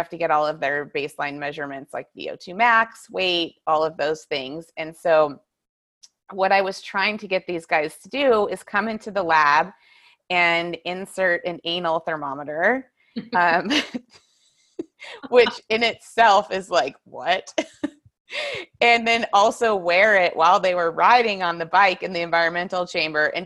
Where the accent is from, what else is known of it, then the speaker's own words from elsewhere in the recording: Whitefish, Montana, United States; moved away as an adult; also born or lived in Encinitas, California / San Diego, California; I grew up in Whitefish